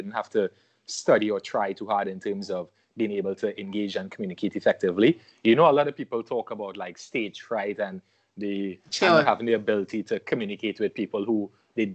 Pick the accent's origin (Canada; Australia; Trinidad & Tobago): Trinidad & Tobago; I am born and raised in Trinidad and Tobago, citizen of Trinidad and Tobago. I grew up here